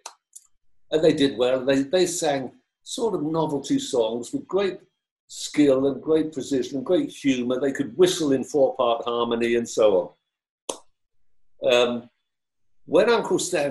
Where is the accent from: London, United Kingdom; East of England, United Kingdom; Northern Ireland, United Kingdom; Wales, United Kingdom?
London, United Kingdom; I grew up in South London in a sort of lower middle class aspirational family